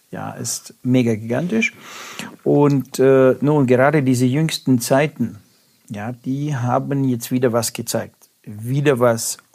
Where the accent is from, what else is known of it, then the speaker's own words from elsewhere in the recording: Russia; ich komme ja aus Russland, also da war, äh, gab es mal Telefonzellen